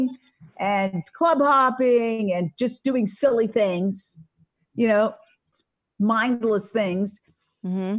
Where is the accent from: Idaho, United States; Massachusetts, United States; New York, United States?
New York, United States; moved away as an adult; now in Los Angeles, United States; I was born and raised in Manhattan.